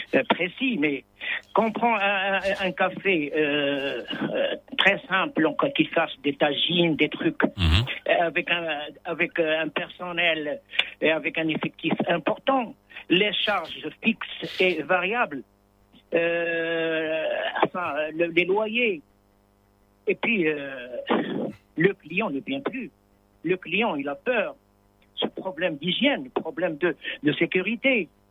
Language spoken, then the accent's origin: French; El Jadida and Berrechid, Casablanca-Settat, Morocco; Je suis de Jida et de Bereshit